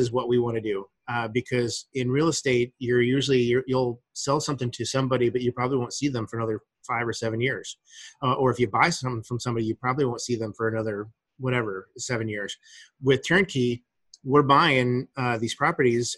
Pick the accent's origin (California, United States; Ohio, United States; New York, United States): Ohio, United States; moved away; also born or lived in Phoenix, Arizona; this is where I was born and raised. I was born in Ohio, and so it was coming home for me